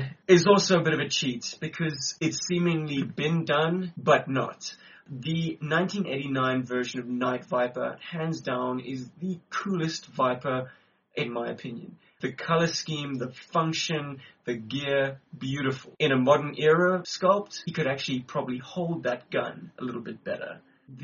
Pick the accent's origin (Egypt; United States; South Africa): South Africa; Johannesburg, Gauteng; we are from Johannesburg, we're in South Africa. It's rather unique being South African G.I. Joe collectors.